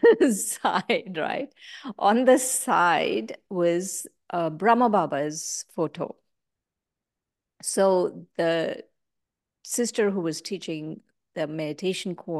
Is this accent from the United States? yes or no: no; India; I grew up in India